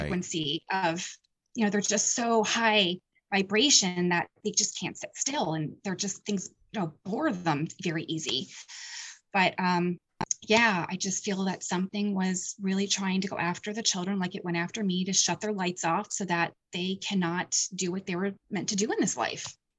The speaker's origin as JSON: {"language": "English", "town": "Point Phillips", "region": "Pennsylvania", "country": "United States", "tie": "born or raised there", "said": "the town that, um, I grew up in, which was a s, a little tiny Pickville town called Penns, uh, Point Phillips"}